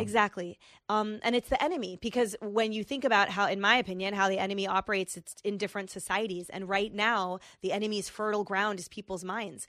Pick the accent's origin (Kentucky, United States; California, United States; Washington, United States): California, United States; Bay Area; I grew up in the Bay Area